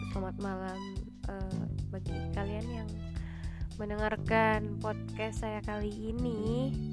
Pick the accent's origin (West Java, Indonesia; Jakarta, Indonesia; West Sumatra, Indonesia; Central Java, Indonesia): Central Java, Indonesia; guys maaf kita ini dari Jawa Tengah jadi